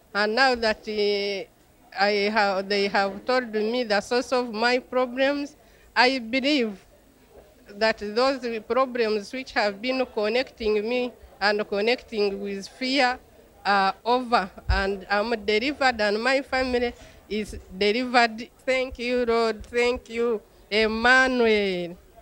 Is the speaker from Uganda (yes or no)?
yes; Uganda; I come from Uganda.